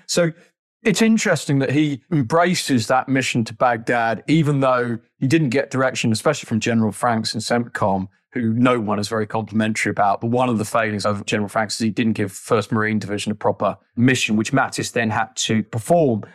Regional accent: United Kingdom; as British people

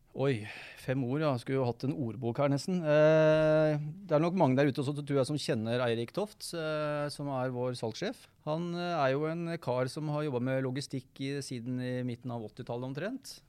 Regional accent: Hammerfest, Finnmark, Norway; jeg er jo fra Hammerfest. Det er jeg jo stolt av. Det er jo en gutt med krutt, det, som kommer nordfra

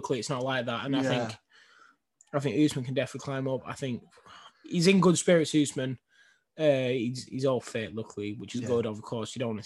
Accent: England, United Kingdom; We're both from England. You know, we're both from the UK

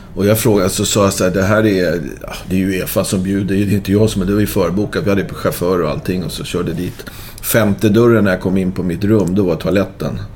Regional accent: Stockholm, Stockholm County, Sweden; also born or lived in Braga, Portugal; som stockholmare

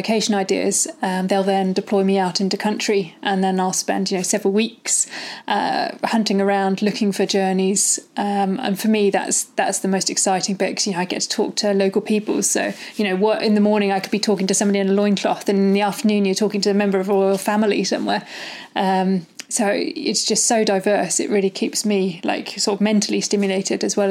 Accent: Malvern, West Midlands, United Kingdom; I grew up in the Malverns, like in the Malvern Hills in Worcestershire.

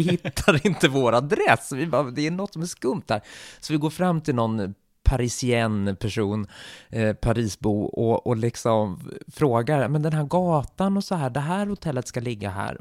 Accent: Sweden; som svensk och västerlänning

